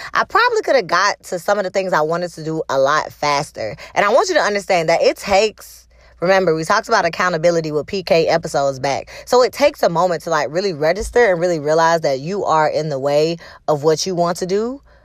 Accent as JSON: {"language": "English", "region": "the South", "country": "United States", "tie": "born or raised there", "said": "I grew up in the South"}